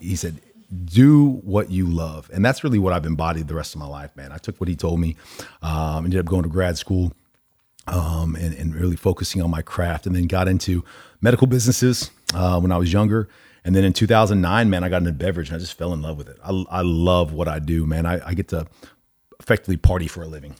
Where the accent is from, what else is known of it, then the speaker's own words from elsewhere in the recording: Allen, Texas, United States; also born or lived in Omaha, Nebraska; I grew up in Allen